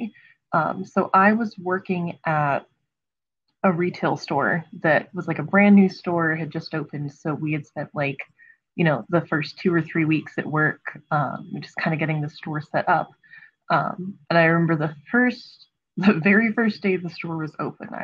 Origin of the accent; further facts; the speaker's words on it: Frederick County, Maryland, United States; now in Montgomery County, Maryland, United States; I grew up in Frederick County, Maryland, and I'm currently in Montgomery County, Maryland